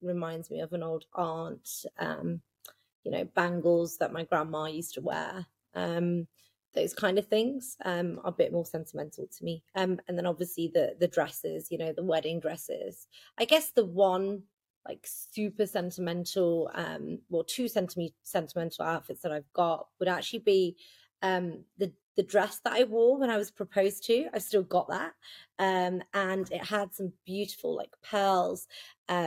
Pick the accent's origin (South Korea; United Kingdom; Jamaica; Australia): United Kingdom; I'm born and raised in Britain